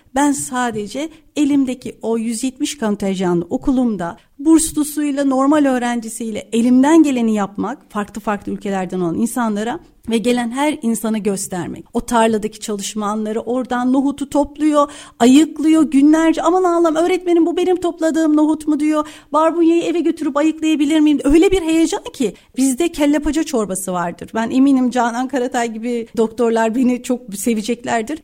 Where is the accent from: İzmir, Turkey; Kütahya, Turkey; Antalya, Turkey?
Kütahya, Turkey; Kütahya'da doğdum büyüdüm